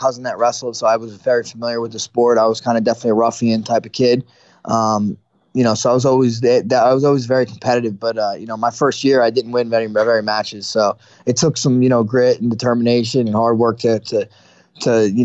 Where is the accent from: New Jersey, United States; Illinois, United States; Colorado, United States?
New Jersey, United States; I was born in New Jersey, North Jersey